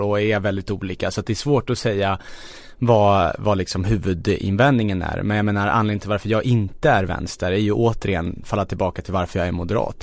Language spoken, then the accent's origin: Swedish; Stockholm, Stockholm County, Sweden; jag är född och uppvuxen i Kista